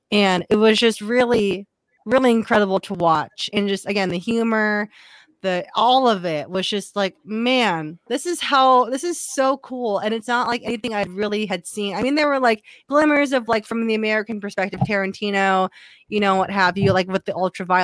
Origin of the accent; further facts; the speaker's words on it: South Korea; born there; Like, and I'm also I'm South. I was born in South Korea.